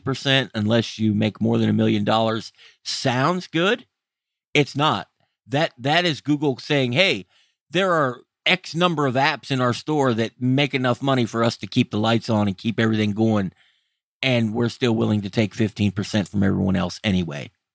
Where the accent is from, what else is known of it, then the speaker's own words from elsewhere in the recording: United States; I'm an American and was raised in America